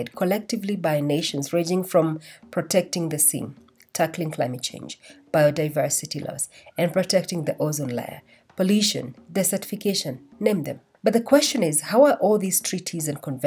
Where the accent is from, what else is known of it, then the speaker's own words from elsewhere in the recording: Kenya; while I was growing up in Kenya